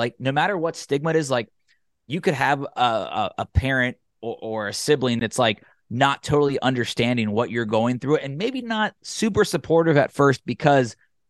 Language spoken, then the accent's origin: English; Cincinnati, Ohio, United States; I grew up in the Catholic faith and was going every week in school and in high school. And then, like, I joke about like casual Catholics in Cincinnati, where we go four times a year, wedding, funerals, Easter and Christmas.